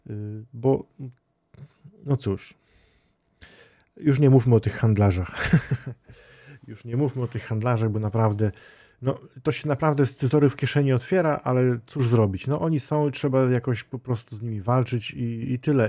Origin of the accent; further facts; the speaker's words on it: Świętokrzyskie Voivodeship, Poland; tutaj u nas w Świętokrzyskim